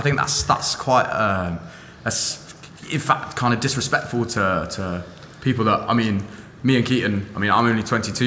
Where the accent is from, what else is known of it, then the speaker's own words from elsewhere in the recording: London, United Kingdom; moved away as an adult; now in Manchester, United Kingdom; I'm from London. I lived there until I was about 19.